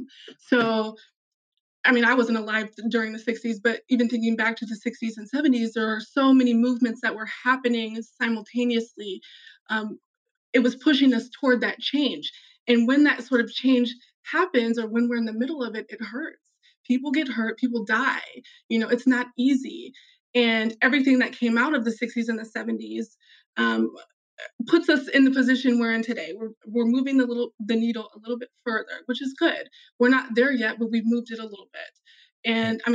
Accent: Des Moines, Iowa, United States; I grew up in Des Moines in the city for 15 years

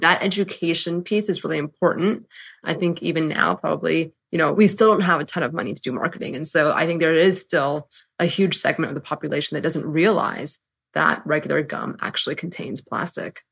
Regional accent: San Francisco, California, United States; moved away as an adult; now in New York, United States; I'm from San Francisco. went to college on the East Coast, and then moved to New York.

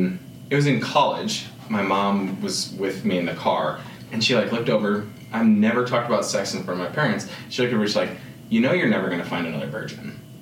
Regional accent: Illinois, United States; also born or lived in Denver; now in Los Angeles, United States; I grew up in Illinois.

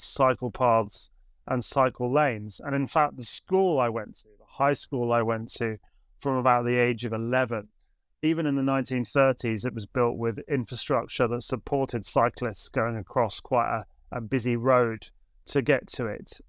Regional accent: Suffolk, East of England, United Kingdom; now in Canterbury, United Kingdom; I grew up in Suffolk. Um, I'm not from Canterbury

